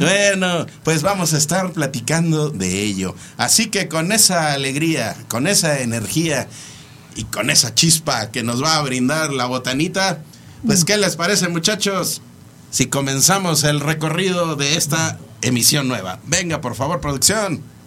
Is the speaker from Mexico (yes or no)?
yes; Mexico; Como mexicanos